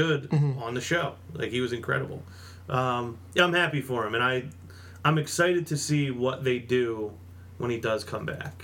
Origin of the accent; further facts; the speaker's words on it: Philadelphia, Pennsylvania, United States; We're from Philadelphia